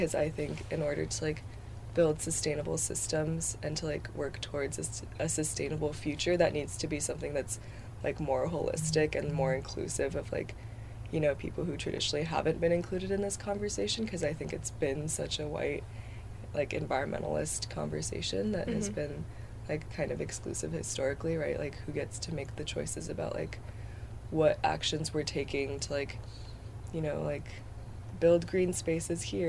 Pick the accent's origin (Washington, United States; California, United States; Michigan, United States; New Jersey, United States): Washington, United States; Bellevue; moved away as an adult; I am from Bellevue, Washington, which is a little outside of Seattle.